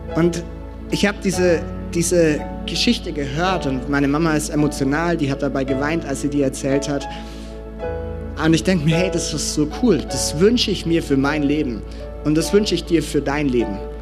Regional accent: Franconia, Bavaria, Germany; bei uns in Franken

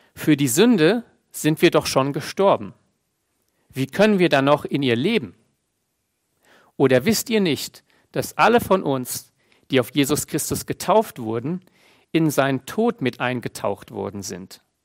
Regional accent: Germany; bei uns Deutschen

